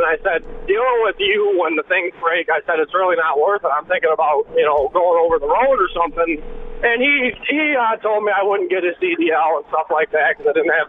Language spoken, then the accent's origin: English; Wisconsin, United States; moved away as an adult; also born or lived in Illinois; now in Janesville, United States; So before I came back to Wisconsin, I grew up in Wisconsin, but my wife was from Illinois, so I went out there for 8 years.